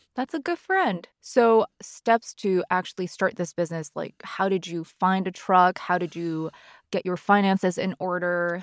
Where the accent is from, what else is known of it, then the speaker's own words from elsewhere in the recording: Canada; I'm Canadian